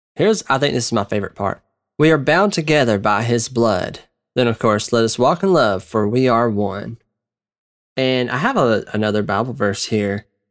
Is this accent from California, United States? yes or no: no; Georgia, United States; I am from the South, uh, which I assume you probably would guess I'm not from the North, but I'm from Georgia